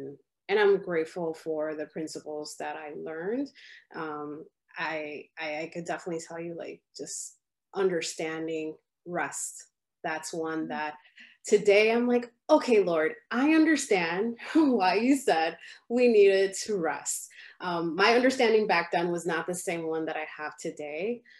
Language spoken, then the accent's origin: English; Chicago, Illinois, United States; And by different, I mean, my parents are from the Dominican Republic. And so here, I'm from Chicago.